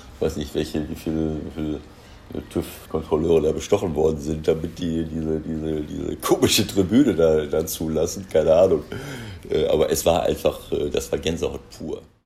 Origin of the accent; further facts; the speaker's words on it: North Rhine-Westphalia, Germany; moved away as an adult; now in Mönchengladbach, Germany; Wenn ich nach Ostwestfalen komme und treffe alte Freunde, alte Schulkollegen, alte Freunde, äh, ehemalige Spieler, Kollegen, dann ist das natürlich, äh, kommt dieses Heimatgefühl, wo du herkommst, natürlich immer wieder hoch